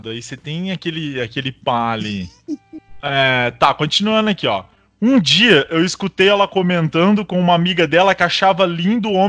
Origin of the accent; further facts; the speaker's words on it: Piracicaba, São Paulo, Brazil; Sou de Piracicaba, São Paulo.